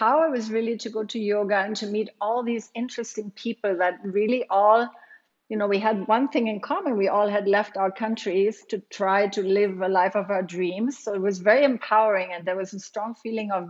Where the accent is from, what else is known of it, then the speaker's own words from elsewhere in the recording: Germany; moved away; I grew up in Germany